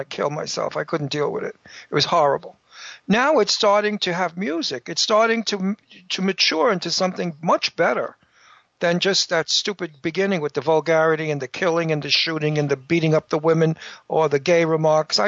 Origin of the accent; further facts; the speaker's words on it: New York, United States; I'm from New York